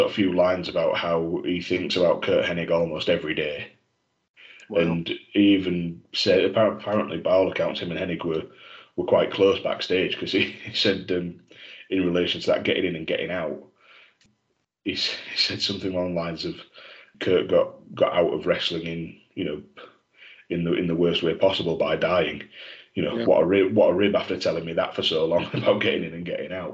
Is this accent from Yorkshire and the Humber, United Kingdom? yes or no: yes; Yorkshire and the Humber, United Kingdom; being a Yorkshireman